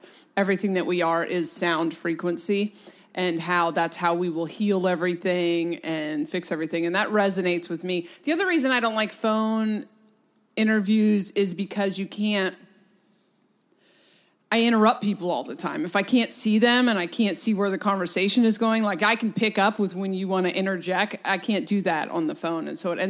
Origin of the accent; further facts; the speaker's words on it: Delaware, United States; also born or lived in Portland; now in West Coast, United States; I was born in Delaware, and then my mom moved to Portland, so then I spent my life splitting time between Delaware and Portland. So I am a very East West Coaster.